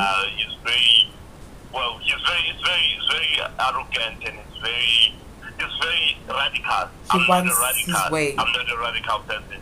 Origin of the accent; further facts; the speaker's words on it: Mkondo, Mpumalanga, South Africa; also born or lived in KwaZulu-Natal / Ekurhuleni; I was born in KZN, in the northern side of the KZN, and I grew up there partly in Mpumalanga, Mkondo, and partly in the East Rand, Ekurhuleni.